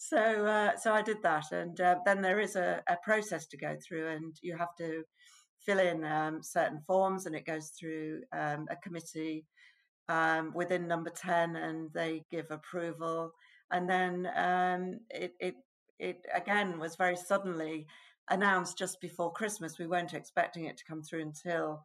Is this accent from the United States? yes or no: no; Leeds, Yorkshire and the Humber, United Kingdom; being from Leeds, born and bred in Leeds